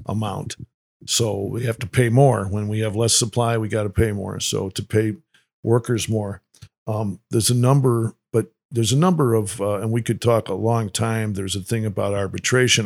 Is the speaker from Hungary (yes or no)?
no; Winnetka, Illinois, United States; I grew up in Winnetka, Illinois